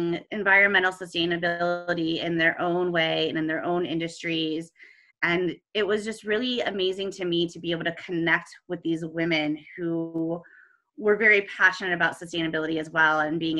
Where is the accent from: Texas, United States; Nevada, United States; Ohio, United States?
Ohio, United States; moved away as an adult; now in Colorado, United States; I am originally from Ohio